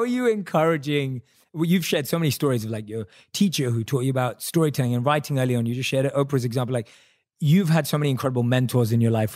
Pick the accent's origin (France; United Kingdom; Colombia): United Kingdom; London; I'm a British Indian, right? Born and raised in London, Indian